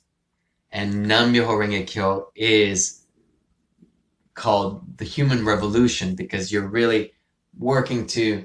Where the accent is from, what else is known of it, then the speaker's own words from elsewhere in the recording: Venezuela; moved away; I was born in Venezuela